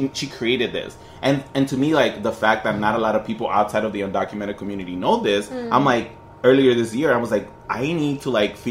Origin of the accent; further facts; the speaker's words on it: Long Beach, California, United States; moved away as an adult; also born or lived in San Francisco Bay Area; I grew up in Long Beach